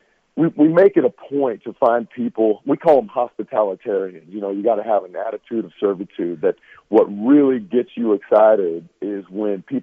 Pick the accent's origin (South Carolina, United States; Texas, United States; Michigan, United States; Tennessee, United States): Tennessee, United States; Nashville; I grew up in East Nashville, Tennessee